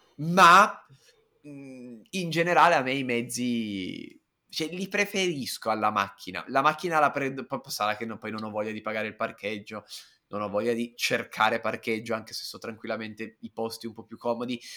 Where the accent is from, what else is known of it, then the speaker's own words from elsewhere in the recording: Turin, Piedmont, Italy; sono piemontese, sono di Torino, io sono nato e cresciuto col vino rosso